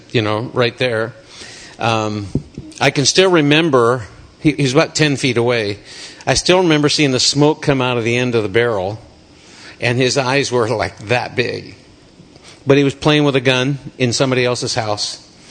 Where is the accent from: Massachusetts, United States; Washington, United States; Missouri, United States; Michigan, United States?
Washington, United States; Snoqualmie; I grew up in Snoqualmie, and we moved around a lot, sometimes back to the same house.